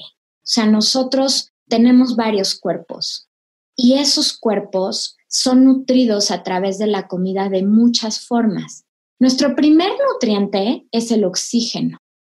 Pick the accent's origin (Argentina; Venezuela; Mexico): Mexico; como mexicanos, eh, tenemos una genética muy particular.